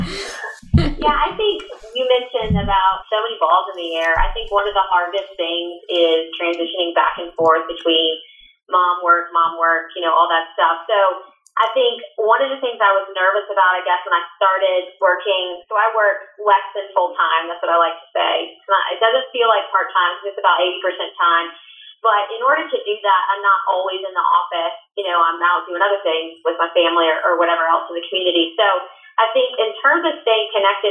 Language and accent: English; Winston-Salem, North Carolina, United States; I grew up in Winston-Salem and moved back about 7 years ago after being gone for a while, so it's still home.